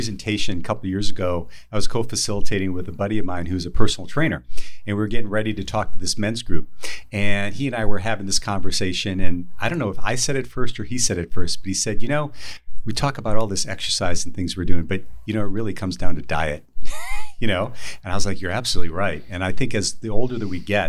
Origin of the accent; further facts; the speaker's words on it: Wisconsin, United States; I grew up in Wisconsin